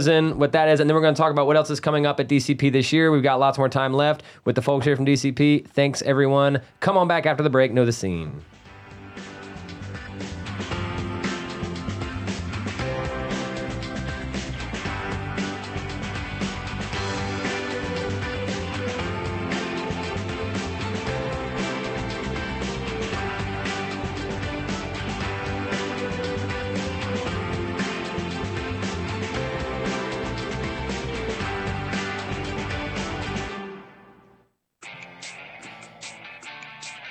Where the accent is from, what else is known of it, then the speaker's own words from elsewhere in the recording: Rowan County, North Carolina, United States; I'm not from Charlotte, this area, but Rowan County for me